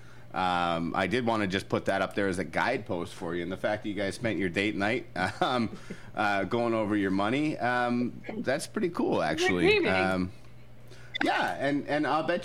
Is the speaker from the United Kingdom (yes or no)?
yes; Scotland, United Kingdom; I'm Scottish